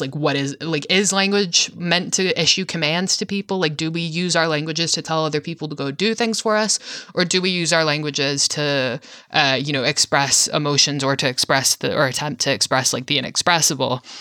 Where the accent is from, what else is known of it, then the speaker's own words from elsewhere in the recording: Virginia, United States; I'm from Virginia, so I'm, like, you know, part of the South